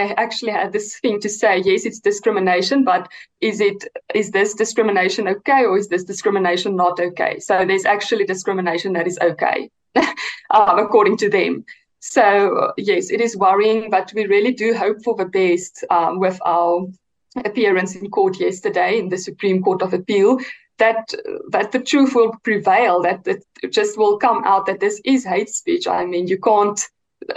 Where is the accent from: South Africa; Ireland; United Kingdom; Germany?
South Africa; English is a second language